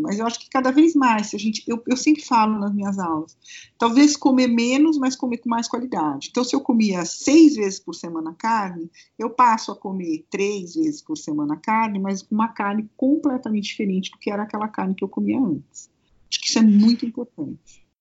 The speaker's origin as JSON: {"language": "Portuguese", "country": "Brazil", "said": "Como bom brasileiro"}